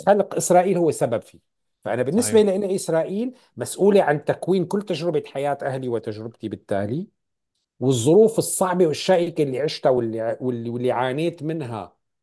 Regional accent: Syria; moved away as an adult; now in Canada; انا فلسطيني فلسطيني سوري

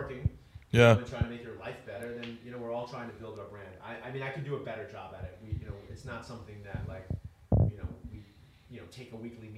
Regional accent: Long Island, New York, United States; I grew up on Long Island.

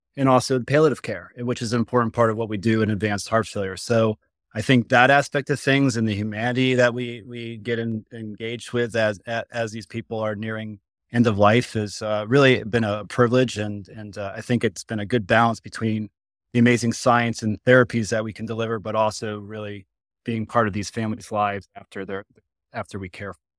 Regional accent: Connecticut, United States; moved away as an adult; also born or lived in Boston / Duke (North Carolina); now in Cincinnati, United States; I'm actually from Connecticut originally

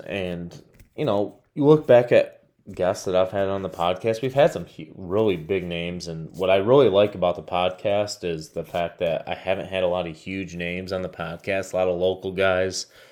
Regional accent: Michigan, United States; my home state of Michigan

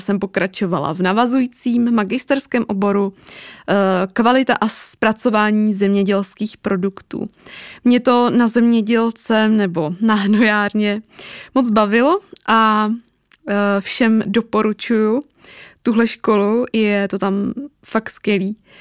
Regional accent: Teplice, Ústí nad Labem Region, Czechia; also born or lived in Prague; Já pocházím ze severu, konkrétně z Teplic

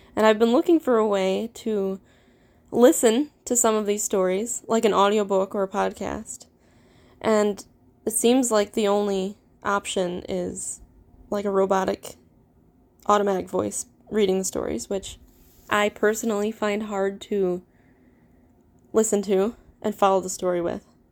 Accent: Midwest, United States; accent: Midwestern; I am, obviously, you could tell, American. have a very Midwestern accent

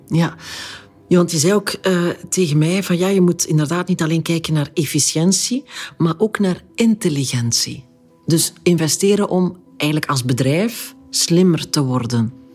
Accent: Flanders, Belgium

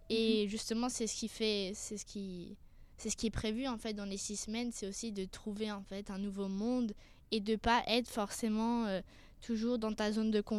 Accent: France; also born or lived in Singapore; Alors c'est un peu compliqué, mais je suis française et je suis née à Singapour, donc qui est située en Asie.

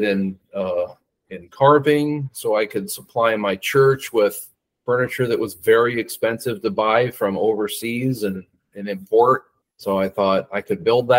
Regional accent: Cedar Rapids, Iowa, United States; I was born and raised in Cedar Rapids, Iowa

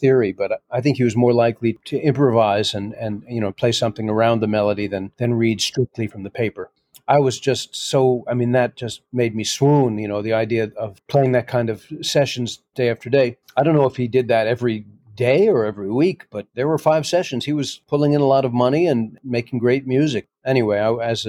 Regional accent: New York City, New York, United States; I'm an American kid growing up in New York City in the 60s and 70s

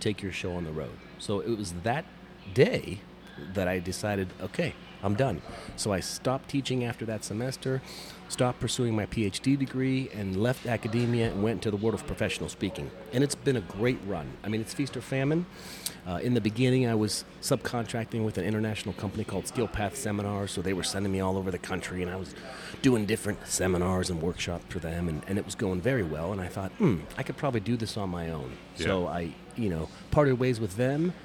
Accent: Youngstown, Ohio, United States; I've lived in Youngstown, Ohio, all my life. Like Schwabel's bread, born and bred.

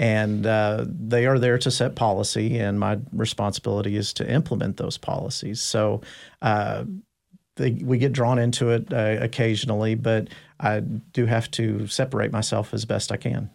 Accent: Dallas, Texas, United States; I, I grew up in North Dallas. I went to school in, uh, Richardson, I S D

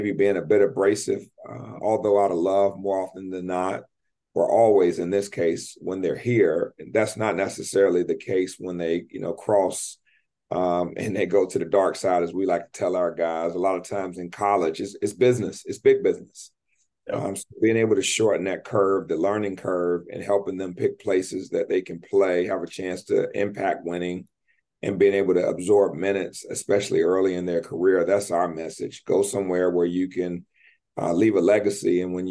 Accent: United States; moved away as an adult; now in Canada; I'm an American

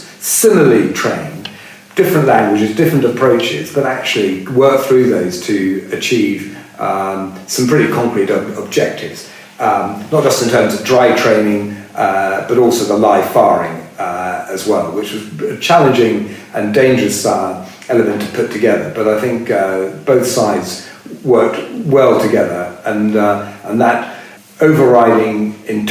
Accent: United Kingdom; being a Brit

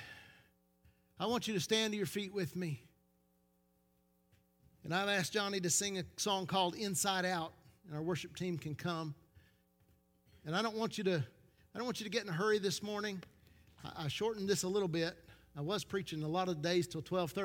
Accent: Knoxville, Tennessee, United States; we come from South Knoxville, have a bad reputation because South Knoxville is the scruffiest of the scruffy city

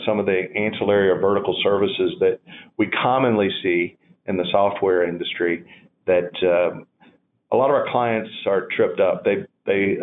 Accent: North Carolina, United States; I am from North Carolina

